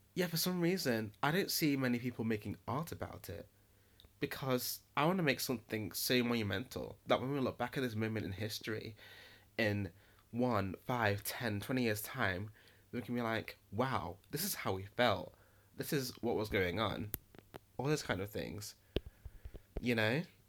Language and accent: English; Nottingham, East Midlands, United Kingdom; I'm from Nottingham, and Nottingham is a rock and roll kind of city